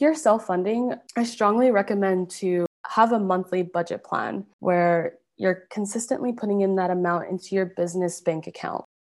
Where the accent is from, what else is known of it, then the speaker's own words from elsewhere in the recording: Calgary, Alberta, Canada; also born or lived in Montreal, Quebec; I was born in Montreal, Quebec. I moved to Calgary, Alberta, when I was around six years old, and I've been here ever since.